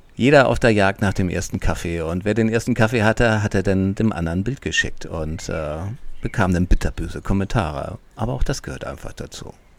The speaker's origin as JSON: {"language": "German", "region": "Hamburg", "country": "Germany", "said": "ich als Flachlandtiroler, ich komme aus Hamburg"}